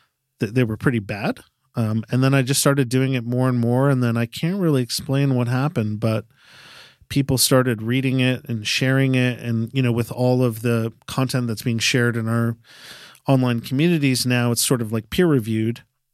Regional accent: Connecticut, United States; also born or lived in New York; Grew up in Connecticut and New York.

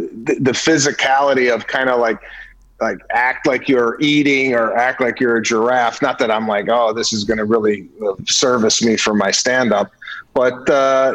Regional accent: Arlington Heights, Illinois, United States; moved away as an adult; also born or lived in DeKalb, Illinois; now in California, United States; I'm from the northwest suburbs of Arlington Heights, not Chicago proper

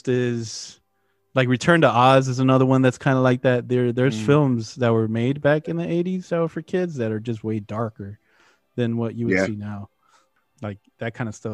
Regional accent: Midwest, United States; growing up in the Midwest when you're a kid and having to walk home in the snow

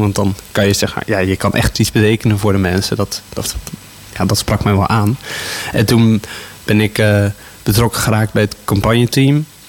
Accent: Houten, Utrecht, Netherlands; also born or lived in Gouda; Ik ben in Gouda geboren. Ik heb daar de eerste vijf jaar van mijn leven gewoond. En eh, daarna ben ik naar Houten verhuisd. En eh, sindsdien woon ik hier met veel plezier in Houten

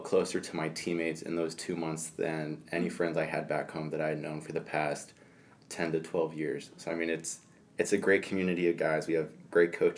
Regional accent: Lima, Ohio, United States; I'm from Lima, Ohio

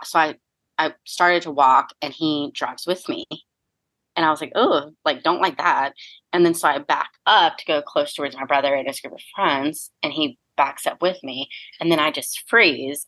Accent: Fort Myers, Florida, United States; moved away; I grew up in Fort Myers, Florida, and it's different than how I see it done here

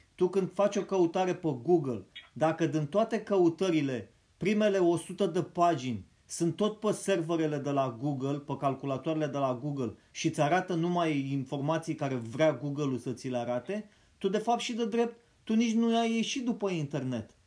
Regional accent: Romania

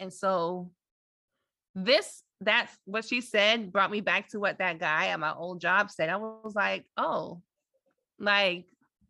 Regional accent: Atlanta, Georgia, United States; growing up in Atlanta, how, in a way, it was a privilege because it is a Black city and you're surrounded by a lot of Black people.

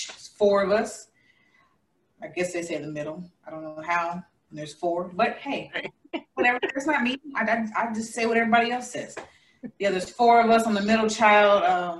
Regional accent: Columbia, Missouri, United States; also born or lived in Tulsa, Oklahoma; now in Las Vegas, United States; And prior to that, I was in Missouri. That's my hometown. Columbia, Missouri is where I was born. Currently in Las Vegas, loving it.

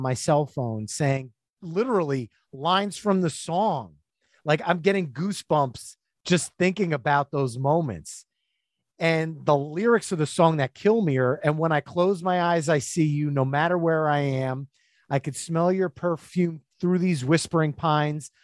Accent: New Jersey, United States; I'm from New Jersey

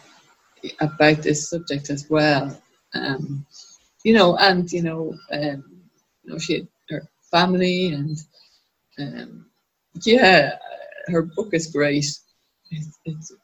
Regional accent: Dublin, Leinster, Ireland; I was born in a hospital in Dublin, the Coombe Hospital, and I grew up just down the road there in Terranure

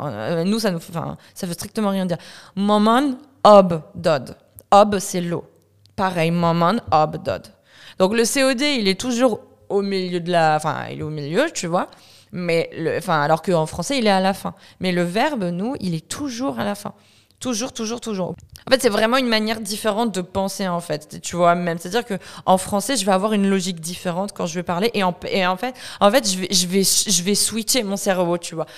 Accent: France; moved away as an adult; also born or lived in Iran (ancestry); now in Montreal, Canada; je viens de France, je suis d'origine iranienne. je me suis expatriée à Montréal il y a un an maintenant

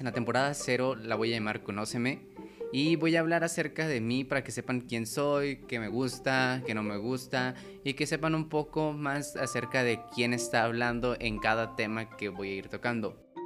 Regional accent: Chihuahua, Mexico; also born or lived in Cuauhtémoc, Chihuahua; Nací en la ciudad de Chihuahua, donde estudié, crecí hasta los 13, luego viví en un pueblo y luego en Cuauhtémoc

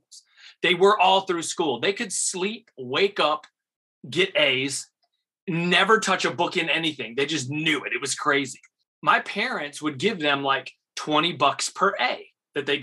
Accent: Rochester area, Western New York near Buffalo, United States; also born or lived in Elizabeth, New Jersey / Bronx, New York; moved to Western New York near Buffalo, Rochester area. Grew up, graduated high school out there.

